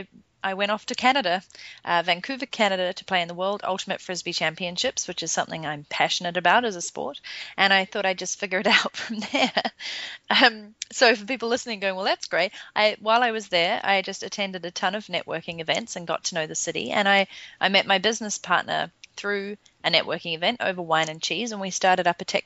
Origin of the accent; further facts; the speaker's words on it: New Zealand; moved away as an adult; also born or lived in London, England; I'm originally from New Zealand